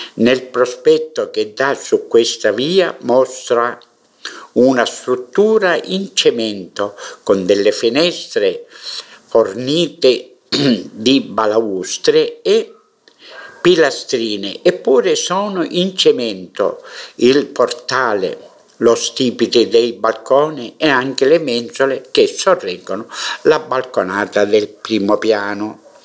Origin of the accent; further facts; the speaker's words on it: Mineo, Sicily, Italy; nella storia del mio paese